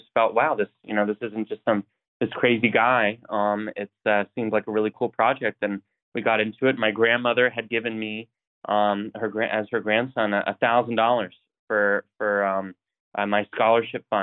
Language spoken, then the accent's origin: English; Coeur d'Alene, Idaho, United States; I grew up in Idaho, North Idaho, and Coeur d'Alene